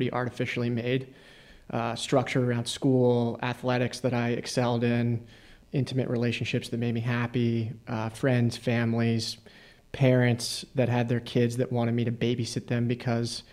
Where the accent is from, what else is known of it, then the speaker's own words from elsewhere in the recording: suburbs outside of Philadelphia, Pennsylvania, United States; I grew up in the suburbs outside of Philadelphia